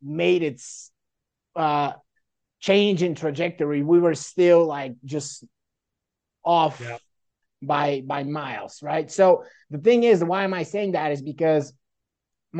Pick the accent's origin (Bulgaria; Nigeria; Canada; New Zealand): Bulgaria; moved away as an adult; also born or lived in Seattle, Washington, United States / Dayton, Ohio, United States; now in United States; I was born in Seattle, Washington, but my parents are Bulgarians, right? And, you know, we moved back to Bulgaria when I was really, really young, like a baby. And I grew up in Bulgaria